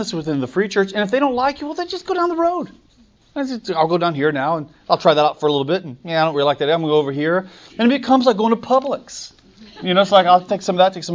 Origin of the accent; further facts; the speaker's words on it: the South, United States; I'm a Southerner and I go to church.